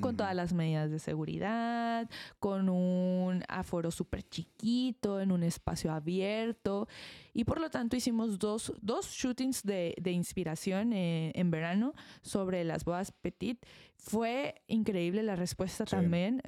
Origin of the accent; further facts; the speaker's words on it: Mexico; nosotros como mexicanos estamos acostumbrados a tener unas bodas grandes